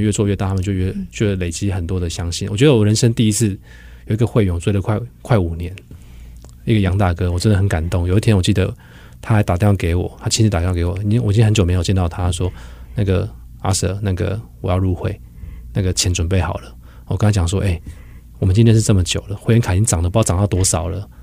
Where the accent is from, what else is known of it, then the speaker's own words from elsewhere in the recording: southern Taiwan, Taiwan; 我觉得这是我们南部人非常独特的